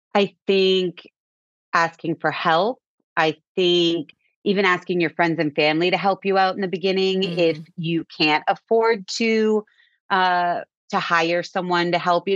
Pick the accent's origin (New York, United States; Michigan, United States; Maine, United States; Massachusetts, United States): Massachusetts, United States; Cape Cod; We grew up on Cape Cod